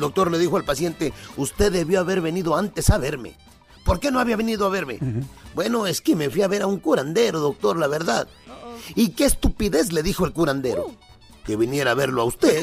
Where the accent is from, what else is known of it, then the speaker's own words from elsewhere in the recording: Acapulco, Guerrero, Mexico; allá de mi pueblo, en Acapulco